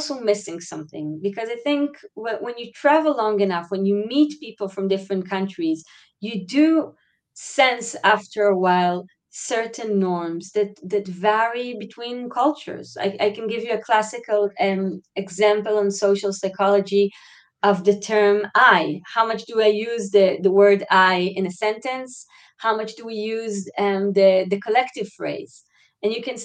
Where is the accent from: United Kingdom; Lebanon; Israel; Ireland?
Israel; growing up in Israel